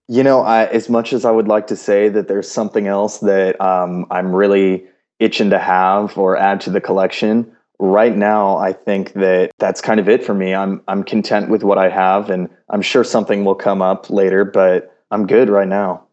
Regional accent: Houston, Texas, United States; moved away as an adult; now in Los Angeles, United States; originally I'm from Houston, Texas.

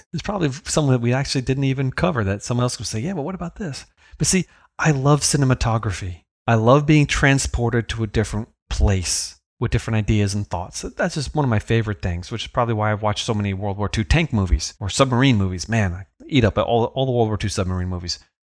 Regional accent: the Hamptons, New York, United States; I was a lad growing up in the Hamptons.

